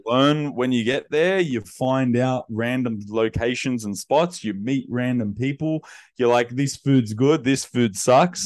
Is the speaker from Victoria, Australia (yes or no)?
no; Sydney, New South Wales, Australia; I grew up in Western Sydney in my childhood years, and then, uh, teenage years was in the inner west of Sydney.